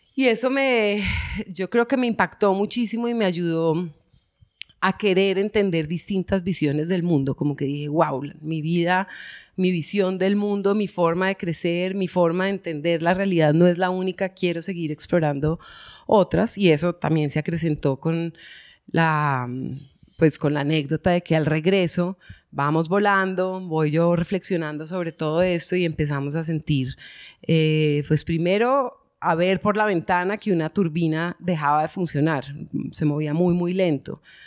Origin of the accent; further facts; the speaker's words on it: Bogotá, Colombia; moved away; also born or lived in Medellín; crecí en Bogotá, pero pues mis ancestros y todos son de acá